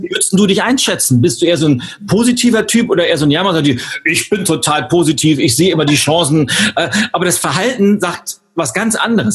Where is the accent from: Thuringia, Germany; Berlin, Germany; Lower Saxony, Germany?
Berlin, Germany; wir, Berlin, wir Berliner